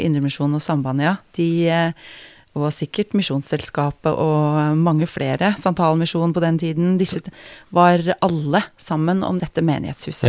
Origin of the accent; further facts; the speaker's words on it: Geilo, Buskerud, Norway; Jeg er jo fra Geilo, jeg må begynne med det, da. Geilo i Hallingdal. Mm. Har eh, vokst opp som eh, eneste jente i en familie med tre eh, brødre.